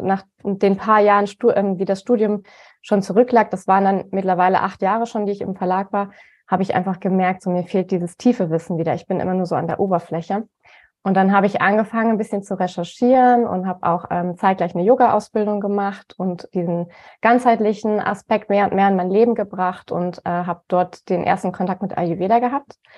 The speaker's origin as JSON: {"language": "German", "town": "Cologne", "region": "North Rhine-Westphalia", "country": "Germany", "also_born_or_lived": "Bonn / Freiburg / Munich", "moved": "yes", "said": "also ich komme äh, ursprünglich aus Köln"}